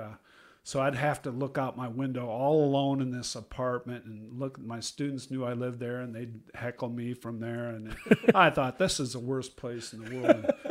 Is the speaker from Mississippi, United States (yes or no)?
no; Iowa, United States; I'm from Iowa